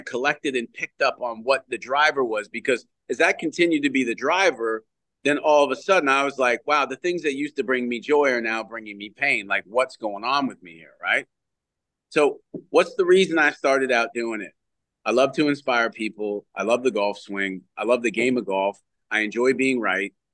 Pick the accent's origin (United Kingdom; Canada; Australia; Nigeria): Canada; moved away as an adult; As a Canadian kid